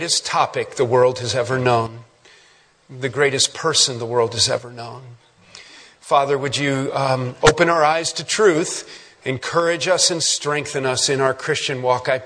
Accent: Kalamazoo, Grand Rapids, Michigan area, United States; moved away; in Michigan, where I grew up in the Kalamazoo, Grand Rapids, Michigan area

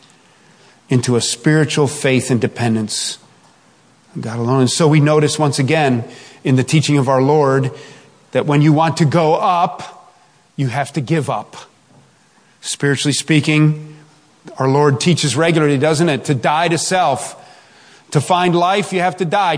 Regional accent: Chicago, Illinois, United States; I grew up in South Chicago

